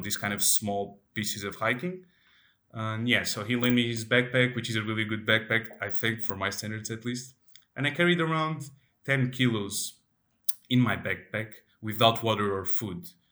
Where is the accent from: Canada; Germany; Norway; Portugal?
Portugal; I am from Portugal, and I am from, uh, let's say, a rural area